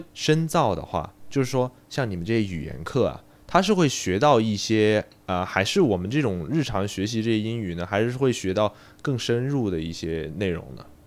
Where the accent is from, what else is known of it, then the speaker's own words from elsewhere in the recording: China; 就感觉对于我们中国人来说